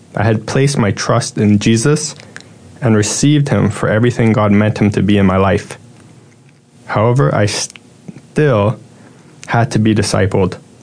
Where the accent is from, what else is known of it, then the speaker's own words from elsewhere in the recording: Toronto, Ontario, Canada; I was born in Toronto, Canada